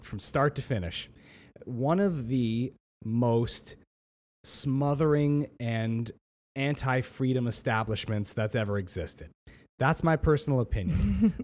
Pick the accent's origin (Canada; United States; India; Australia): Canada; Ontario; I'm a Canadian citizen. In, uh, in on, in Canada and in Ontario, I have a right to education.